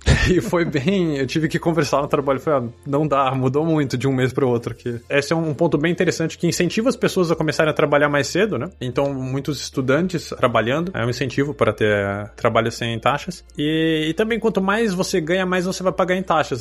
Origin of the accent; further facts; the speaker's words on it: Brazil; moved away as an adult; now in Poland; mesmo sendo brasileiro